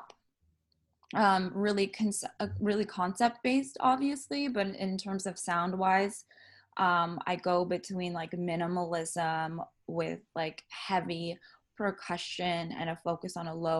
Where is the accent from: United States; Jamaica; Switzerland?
United States; San Diego, California; also born or lived in Trinidad / Carmel Valley; now in Los Angeles, United States; then I grew up in San Diego